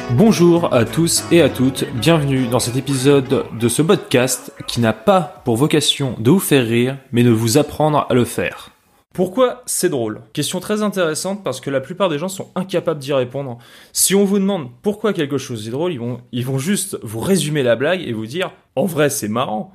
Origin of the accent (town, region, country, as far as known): France